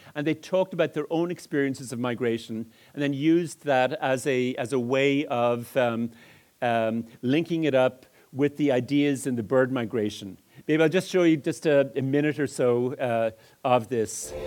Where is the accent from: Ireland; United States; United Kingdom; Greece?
Ireland; Dublin, Leinster; moved away as an adult; also born or lived in Edmonton, Alberta, Canada; I grew up in Ireland, and some of the deviant phonemes that are bouncing off the wall originated in Dublin